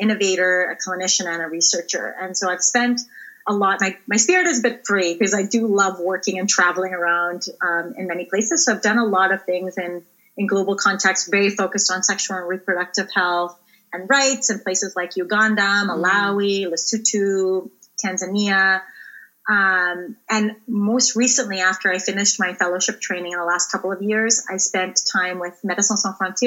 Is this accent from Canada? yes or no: yes; Ontario, Canada; I grew up in Ontario